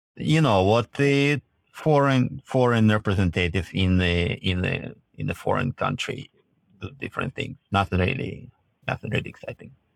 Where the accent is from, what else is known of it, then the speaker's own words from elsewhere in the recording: Russia; moved away as an adult; also born or lived in Kyiv, Ukraine / Israel / Canada; at the age of two, My mom and me, we moved to, um, Crocodile Mountain, a Russian part of Crocodile Mountain. So we literally, we were living in the mountains.